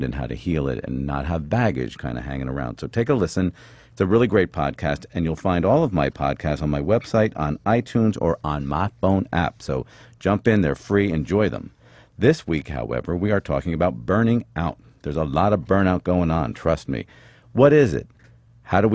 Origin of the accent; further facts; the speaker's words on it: Philadelphia, Pennsylvania, United States; I'm from Philly